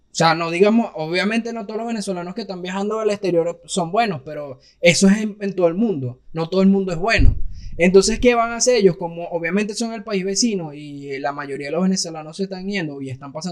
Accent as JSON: {"language": "Spanish", "country": "Mexico", "said": "Para los gringos, eh, los mexicanos somos los venezolanos de, los colombianos."}